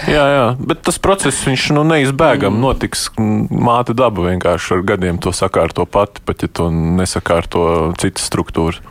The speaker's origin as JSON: {"language": "Latvian", "town": "Sigulda", "region": "Sigulda Municipality", "country": "Latvia", "said": "Es pats no Siguldas esmu"}